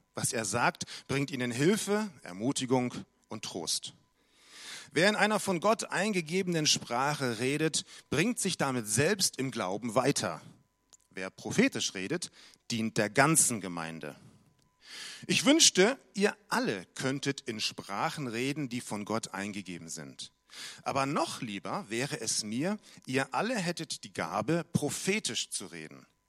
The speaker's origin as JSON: {"language": "German", "town": "Munich", "region": "Bavaria", "country": "Germany", "moved": "yes", "said": "aus München, meine alte Heimat"}